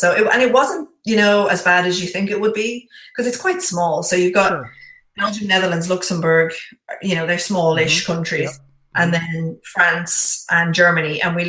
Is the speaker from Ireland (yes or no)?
yes; Bray, Leinster, Ireland; It was in my hometown today.